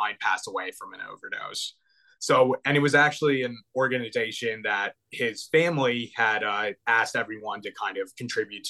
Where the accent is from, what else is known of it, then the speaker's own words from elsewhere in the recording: Hartford, Connecticut, United States; I grew up in Connecticut, just outside Hartford.